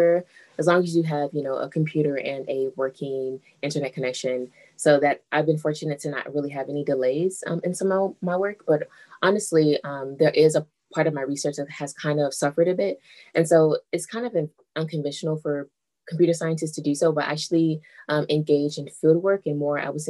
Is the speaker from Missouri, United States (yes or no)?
yes; Kansas City, Missouri, United States; moved away as an adult; also born or lived in Southern California; now in Ithaca, United States; I grew up in Kansas City, Missouri